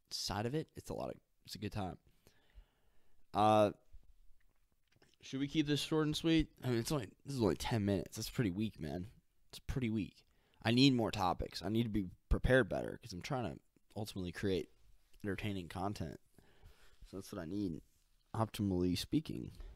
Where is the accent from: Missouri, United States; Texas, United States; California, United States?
Missouri, United States; St. Louis; I'm from Saint Louis.